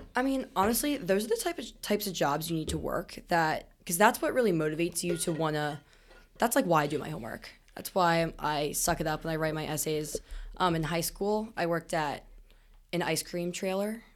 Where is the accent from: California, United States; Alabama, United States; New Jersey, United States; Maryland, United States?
Maryland, United States; Smithsburg; I am from Smithsburg, Maryland